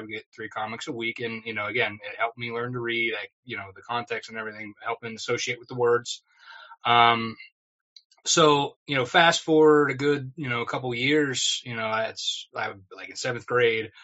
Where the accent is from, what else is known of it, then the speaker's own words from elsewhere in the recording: West Middlesex, Pennsylvania, United States; also born or lived in Sharpsville, Pennsylvania; So I'm originally from West Middlesex, Pennsylvania. I moved recently, a couple of years ago now, to Sharpsville, which is not too far from my hometown.